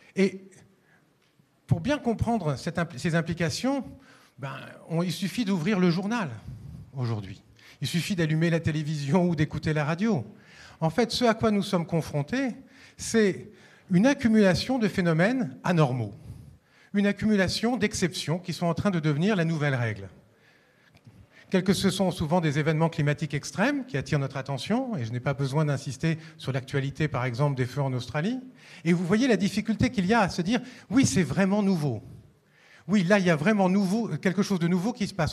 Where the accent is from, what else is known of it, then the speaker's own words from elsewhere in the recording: Paris, Île-de-France, France; ici à Lyon, mais je suis parisien